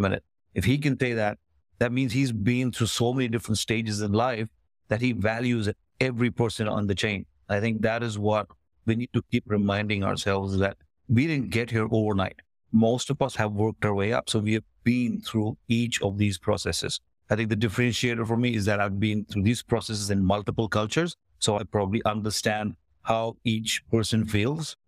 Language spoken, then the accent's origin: English; Kuwait; moved away as an adult; also born or lived in Cyprus / United States; now in Canada; Was born and brought up in the Middle East, in Kuwait, but we are of Indian descent